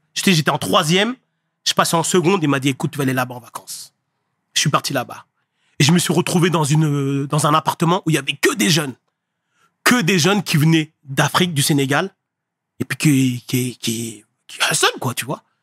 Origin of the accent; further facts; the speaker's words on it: Le Havre, Normandy, France; moved away as an adult; also born or lived in Paris; je viens du Havre. Havre, j'ai grandi au Havre